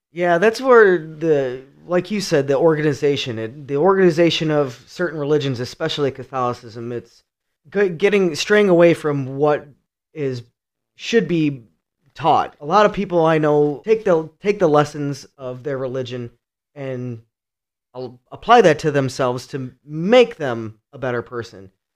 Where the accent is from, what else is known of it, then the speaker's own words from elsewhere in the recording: Cleveland, Ohio, United States; now in Michigan, United States; I'm from Cleveland, Ohio. I grew up in a really rough neighborhood